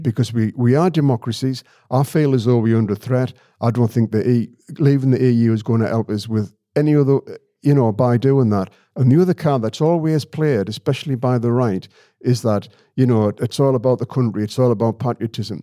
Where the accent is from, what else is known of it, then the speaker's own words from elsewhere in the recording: Sedgefield, North East England, United Kingdom; I'm from Sedgefield